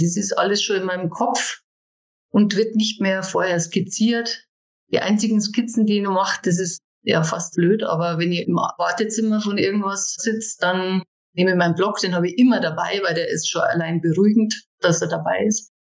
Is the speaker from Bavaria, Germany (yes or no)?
yes; Dachau, Bavaria, Germany; die ersten Figuren habe ich dann in meiner Heimatstadt Dachau verkauft